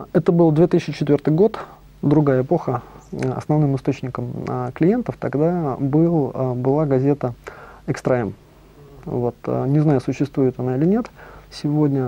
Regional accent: Moscow, Russia; also born or lived in Cologne, Germany / Germany; Родился в Москве

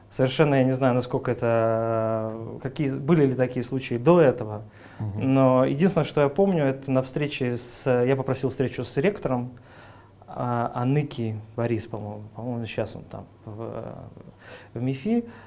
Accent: Chisinau, Moldova; moved away as an adult; also born or lived in Saint Petersburg; now in Russia; родился в мае 1977 -го года в городе Кишинев, угу. тогда еще Молдавская ССР. А, учился там же, закончил школу

